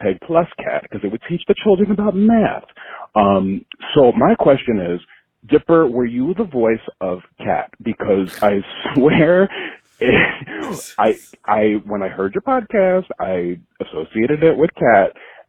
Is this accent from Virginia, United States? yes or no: no; New York City, New York, United States; I am from Staten Island, but I'm calling you from P-Town